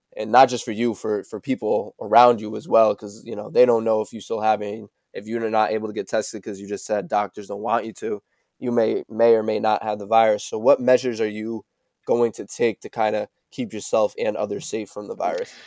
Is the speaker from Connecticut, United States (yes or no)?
yes; West Haven, Connecticut, United States; we're both from West Haven